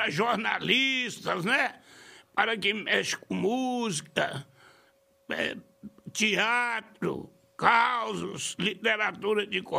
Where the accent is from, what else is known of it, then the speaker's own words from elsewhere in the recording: Alto Belo, Minas Gerais, Brazil; Alto Belo, minha terra.